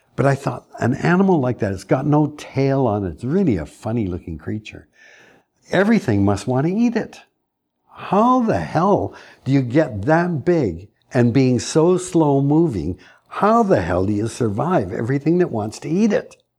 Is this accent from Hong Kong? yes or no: no; Canada; As a Canadian